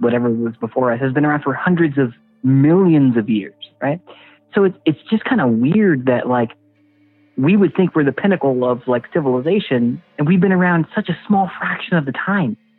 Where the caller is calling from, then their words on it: Houston, Texas, United States; I'm calling from uh, from Houston